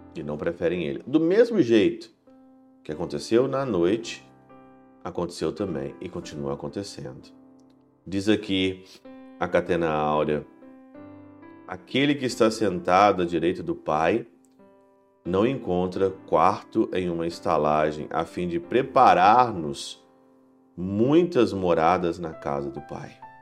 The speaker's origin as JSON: {"language": "Portuguese", "town": "Ouro Branco", "country": "Brazil", "tie": "born or raised there", "said": "desde quando eu era criança em Ouro Branco"}